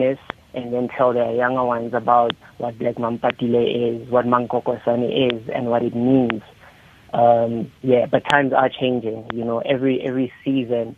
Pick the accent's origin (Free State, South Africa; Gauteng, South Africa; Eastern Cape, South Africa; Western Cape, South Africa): Free State, South Africa; border of Lesotho; also born or lived in Thabong, Free State, South Africa; I was born in Thabong in South Africa. That's a small town in the Free State. But I grew up on the border of Lesotho